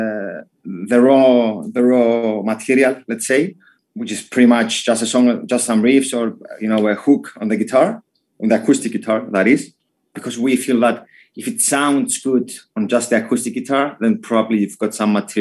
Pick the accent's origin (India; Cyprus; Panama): Cyprus; we come from Cyprus